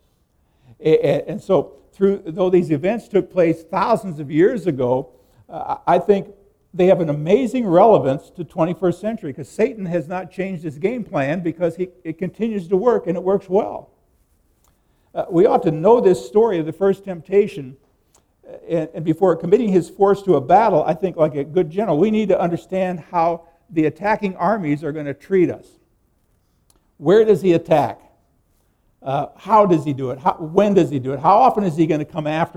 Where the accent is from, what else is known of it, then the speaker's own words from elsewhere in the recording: Nebraska, United States; I grew up in Nebraska